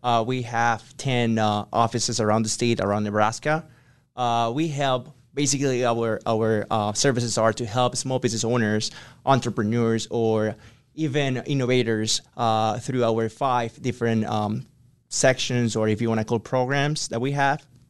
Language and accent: English; Ecuador; English is a second language; moved away as an adult; I'm from Ecuador. So I came here in twenty nineteen